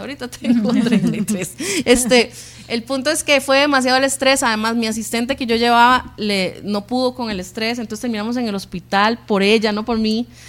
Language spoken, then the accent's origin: Spanish; Sabanilla, San José, Costa Rica; toda la vida nacimos y crecimos en Sabanilla, en Carmiol